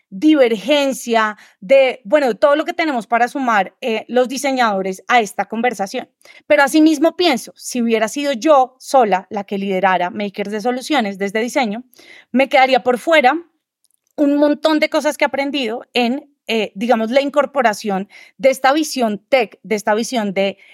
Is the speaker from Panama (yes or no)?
no; Colombia; Yo soy diseñadora colombiana